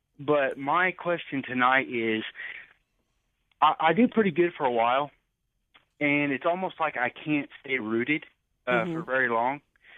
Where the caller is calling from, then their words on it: Richland, Missouri, United States; I'm calling from Missouri, Richland, Missouri. It's a little small hick town in Missouri. It's so small.